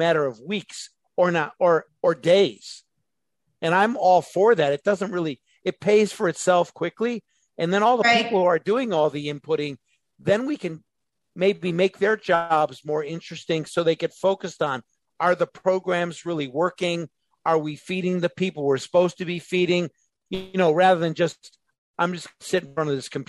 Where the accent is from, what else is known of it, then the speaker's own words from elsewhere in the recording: Chicago suburbs, Illinois, United States; moved away; I come from the Chicago suburbs